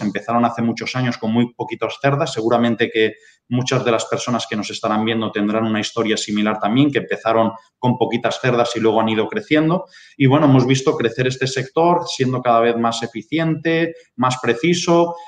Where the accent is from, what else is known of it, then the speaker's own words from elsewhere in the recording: Barcelona, Catalonia, Spain; now in Lleida, Spain; nací en Barcelona, eh, mi familia es de un pueblecito de Cuenca y desde pequeño pues siempre he vivido la agricultura y la ganadería